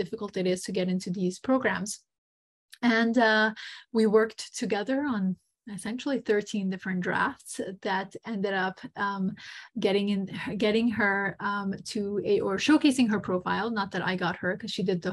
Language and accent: English; Montenegro; moved away; also born or lived in United States; I am American, but grew up in Montenegro, Eastern Europe